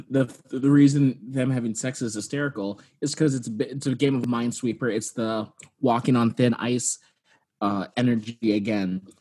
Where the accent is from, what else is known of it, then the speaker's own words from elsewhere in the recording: California, United States; I grew up in California